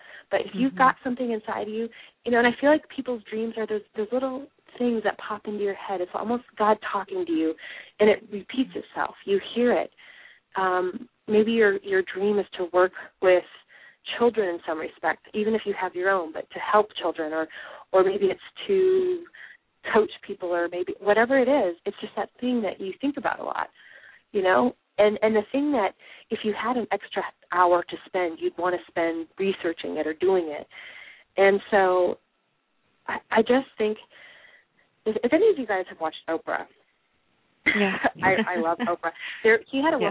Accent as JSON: {"language": "English", "region": "Midwest", "country": "United States", "said": "I'm from the Midwest"}